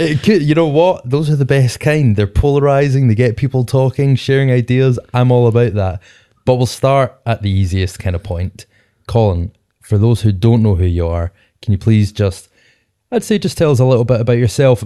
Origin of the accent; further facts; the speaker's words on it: Scotland, United Kingdom; Being Scottish Podcasters